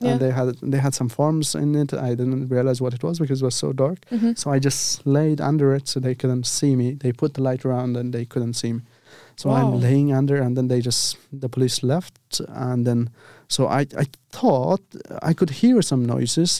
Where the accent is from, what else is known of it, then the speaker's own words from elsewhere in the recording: Afghanistan; moved away as an adult; also born or lived in Turkey; I'm from Afghanistan.